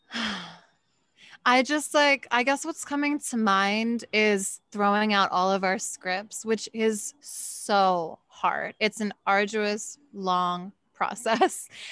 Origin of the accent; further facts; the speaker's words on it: Philadelphia, Pennsylvania, United States; I'm from Philly